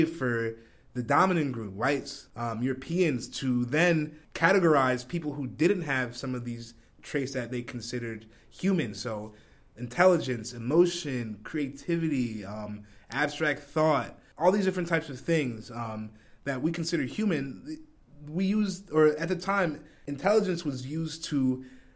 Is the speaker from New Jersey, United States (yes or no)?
yes; New Jersey, United States; Where I grew up in South Jersey.